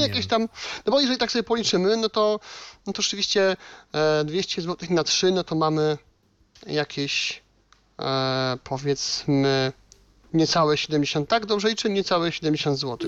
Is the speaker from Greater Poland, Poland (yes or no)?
no; Silesian Voivodeship, Poland; u nas na Śląsku